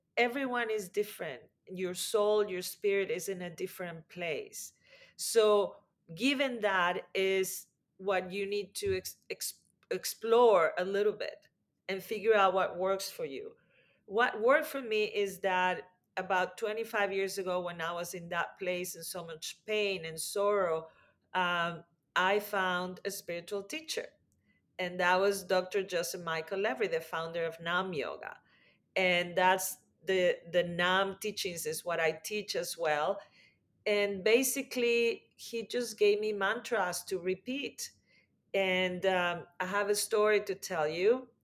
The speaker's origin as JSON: {"language": "English", "country": "Mexico", "tie": "born or raised there", "said": "I grew up in Mexico"}